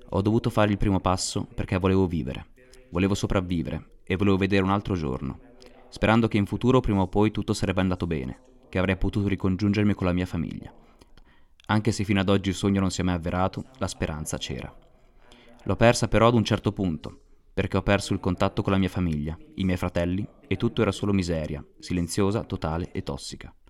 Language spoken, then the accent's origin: Italian; South Sudan; sono nato nel 1997 e vengo dal Sud Sudan.